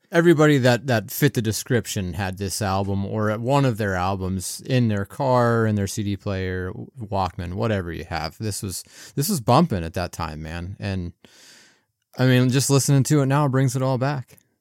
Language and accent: English; Pennsylvania, United States; I'm from Pennsylvania